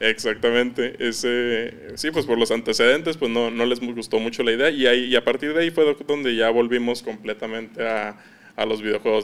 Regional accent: Ciudad Juárez, Chihuahua, Mexico; accent: norteño; also born or lived in Campeche, Mexico; tengo prácticamente toda mi vida viviendo en Ciudad Juárez, pero yo soy nacido en Campeche

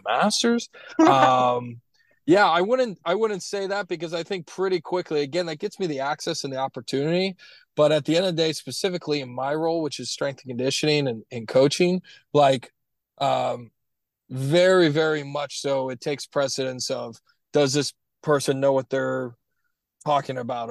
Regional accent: Florida, United States; also born or lived in Williamsburg, Virginia; my home state of Florida

